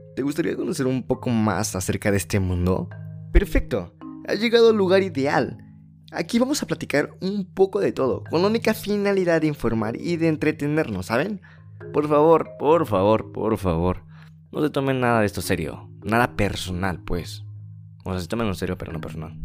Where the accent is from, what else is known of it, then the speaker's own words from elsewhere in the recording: Tulancingo, Hidalgo, Mexico; Yo soy originario de la ciudad de Tulancingo, que es pertenece al estado de Hidalgo